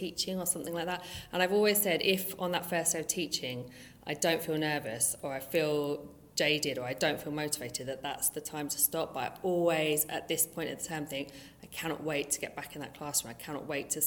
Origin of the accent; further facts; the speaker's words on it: Brighton, South East England, United Kingdom; growing up in Brighton